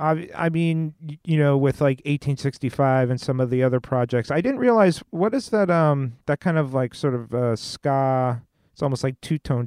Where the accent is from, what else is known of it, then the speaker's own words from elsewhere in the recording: West Coast, United States; We grew up in the West Coast, total ska heads